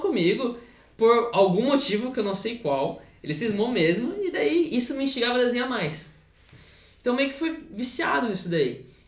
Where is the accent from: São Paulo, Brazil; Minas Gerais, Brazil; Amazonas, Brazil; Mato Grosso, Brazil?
São Paulo, Brazil; Taquarituba?; eu sou de Tararé, que é uma cidade pequena lá de São Paulo